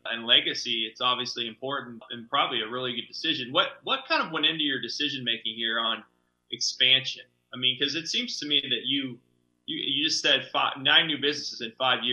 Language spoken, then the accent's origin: English; Kansas City, Missouri, United States; as a former Northlander, I grew up in the Northland